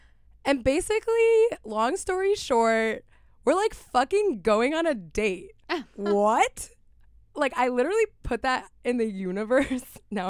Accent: Miami, Florida, United States; moved away; I am from Miami.

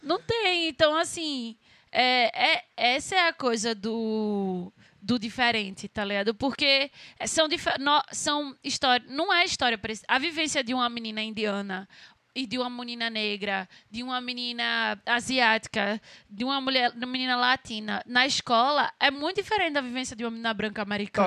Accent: Brazil; eu sou brasileira

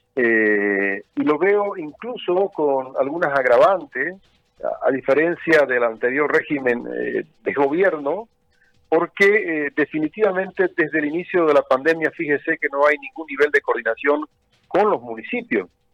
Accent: Chiquitania, Santa Cruz, Bolivia; Yo soy un boliviano que ha tenido la suerte de nacer en esta bendita tierra chiquitana, de formarse profesionalmente en Santa Cruz

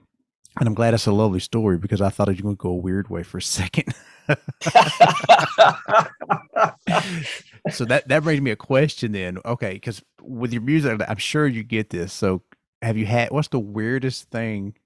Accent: Georgia, United States; accent: country twang; I'm from Georgia

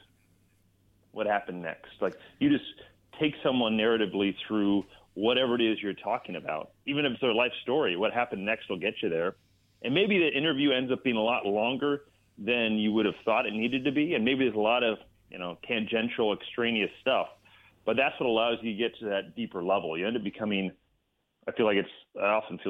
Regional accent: Bay Area, California, United States; I grew up in the Bay Area

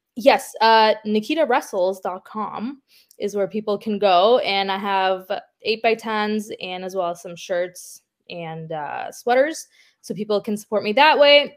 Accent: Ukraine; now in Toronto, Canada; I'm from Ukraine

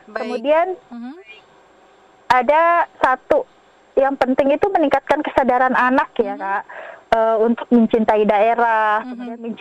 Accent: West Java, Indonesia; ya kalau saya dari Sunda saya kenalkan budaya Sunda secara perlahan.

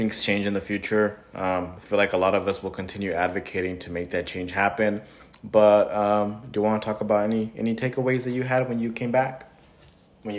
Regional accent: California, United States; I was born in California

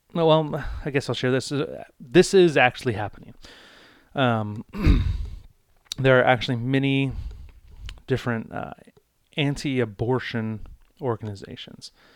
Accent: United States; as an American citizen, as someone living in the United States

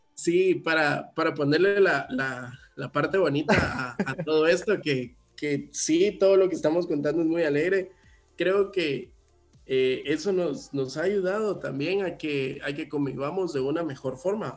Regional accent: Guatemala; como guatemalteco

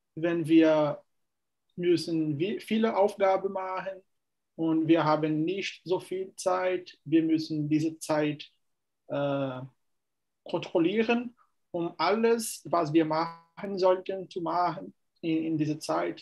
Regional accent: Fortaleza, Ceará, Brazil; German is a second language; Ich komme aus Fortaleza, Ceará.

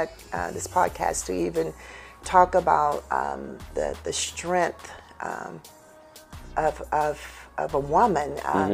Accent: Houston, Texas, United States; me being a native Houstonian, I'm from Cashmere Garden.

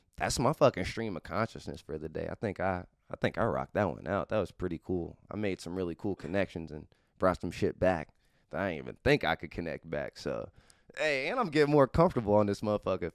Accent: Cincinnati, Ohio, United States; I am from Clifton Gaslight. It is not a hood of Cincinnati. It's actually one of the nicer neighborhoods of Cincinnati. Uh, in the era I grew up in, though, uh, Clifton Gaslight was the spot

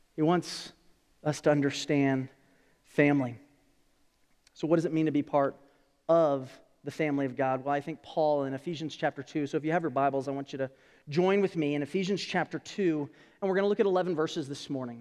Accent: California, United States; moved away; I'm originally from California.

